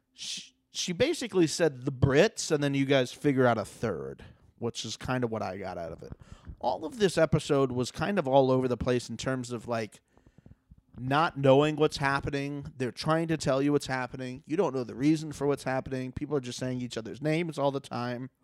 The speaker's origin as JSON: {"language": "English", "region": "Florida", "country": "United States", "moved": "yes", "lives_now": "Los Angeles, United States", "said": "I'm from Florida."}